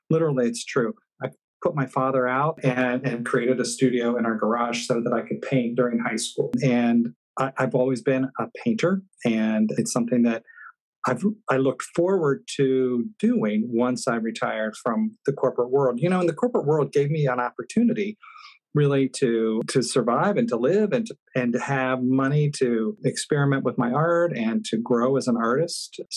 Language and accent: English; Fairfield, Ohio, United States; moved away; I was born and raised in Ohio.